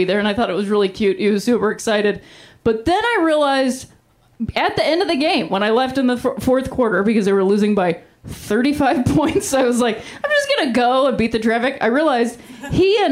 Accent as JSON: {"language": "English", "town": "Akron", "region": "Ohio", "country": "United States", "tie": "born or raised there", "said": "I'm from Ohio, and I'm from specifically Akron, Ohio"}